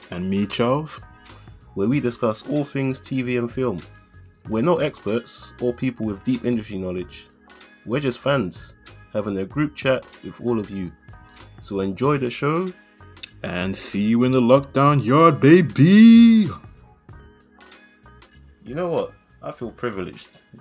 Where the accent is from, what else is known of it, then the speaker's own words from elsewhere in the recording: London, United Kingdom; because we're from South London, man.